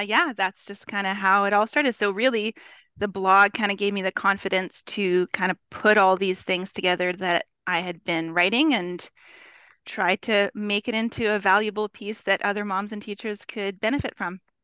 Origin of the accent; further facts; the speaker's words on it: Winnipeg, Manitoba, Canada; I am from Winnipeg, Manitoba, Canada, both Canadian